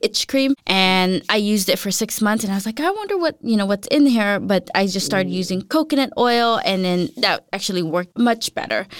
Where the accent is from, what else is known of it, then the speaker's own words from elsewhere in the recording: United States; moved away as an adult; now in Denmark; for me as an American